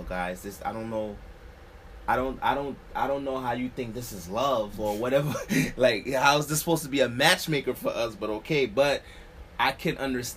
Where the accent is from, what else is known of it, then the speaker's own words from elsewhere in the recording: New York City, New York, United States; Here in Brooklyn, well, born and raised, is the only place I went anyway. But, I grew up near Kings County Hospital